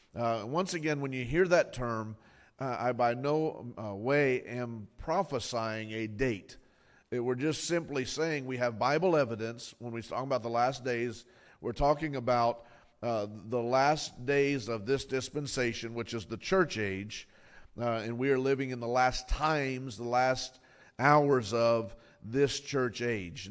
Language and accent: English; Fort Lauderdale, Florida, United States; I grew up in Fort Lauderdale